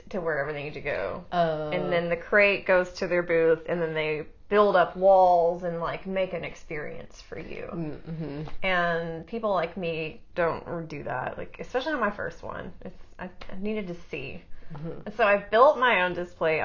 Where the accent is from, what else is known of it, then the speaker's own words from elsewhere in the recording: North Little Rock, Arkansas, United States; North Little Rock. I like grew up 3 blocks from here